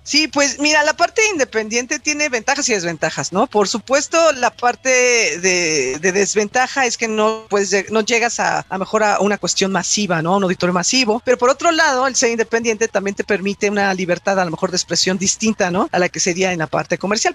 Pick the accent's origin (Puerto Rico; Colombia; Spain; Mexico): Mexico; soy cantautora mexicana independiente.